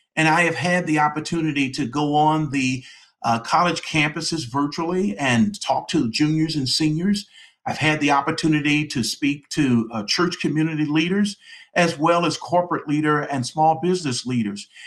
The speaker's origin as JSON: {"language": "English", "town": "Detroit", "region": "Michigan", "country": "United States", "tie": "born or raised there", "moved": "as an adult", "lives_now": "Atlanta, United States", "said": "That's where I was born and raised in the Detroit area"}